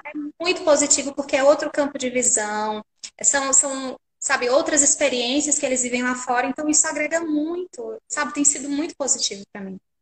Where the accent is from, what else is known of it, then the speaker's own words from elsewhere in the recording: Pernambuco, Brazil; sou pernambucana